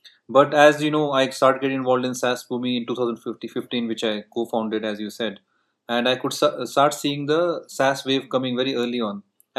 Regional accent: North India, India; In fact, I'm from North India.

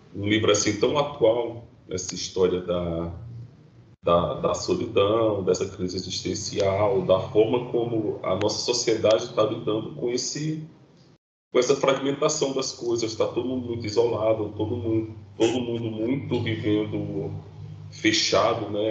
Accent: Northeast Region, Brazil; nós que somos do Nordeste

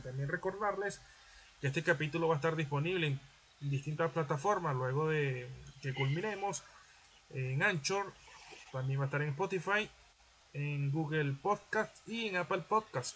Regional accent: Venezuela; now in Lima, Peru; nosotros como venezolanos

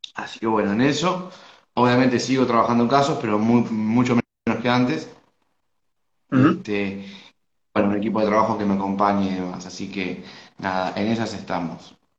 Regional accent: Argentina; soy de Argentina

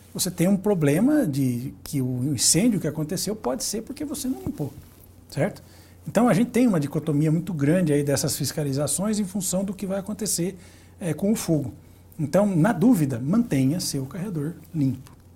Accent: Santa Bárbara d'Oeste, São Paulo, Brazil; Eu que sou da, da cidade de Santa Bárbara do Oeste

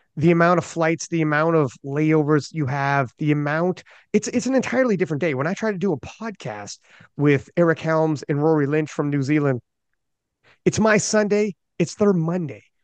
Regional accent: Canada; I'm Canadian

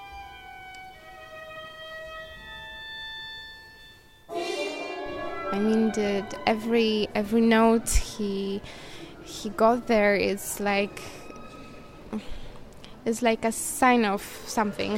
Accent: Jelenia Góra, Lower Silesian Voivodeship, Poland; now in Katowice, Poland; I'm from Jelenia Góra, so I came to Katowice to study here.

